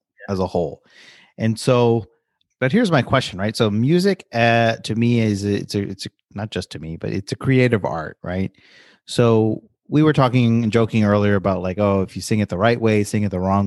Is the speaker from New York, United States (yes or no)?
yes; New York, United States; I grew up in New York